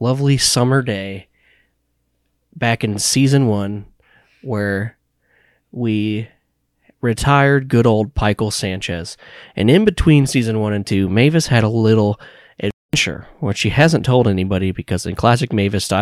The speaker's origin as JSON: {"language": "English", "region": "Midwest", "country": "United States", "said": "I'm from the Midwest"}